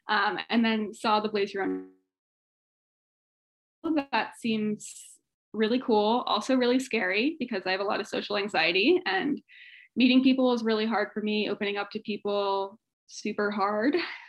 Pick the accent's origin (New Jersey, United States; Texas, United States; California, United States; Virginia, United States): Virginia, United States; moved away as an adult; now in San Diego, United States; I am from the East Coast, from Virginia most recently, moved to San Diego in 2019, right before COVID pretty much.